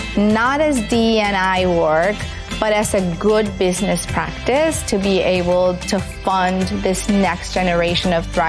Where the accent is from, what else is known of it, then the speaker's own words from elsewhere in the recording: Tijuana, Baja California, Mexico; also born or lived in San Diego, United States; I was born in Tijuana, Mexico. I am a very proud border girl who had the privilege to grow up with the best of both worlds. I went to school in San Diego.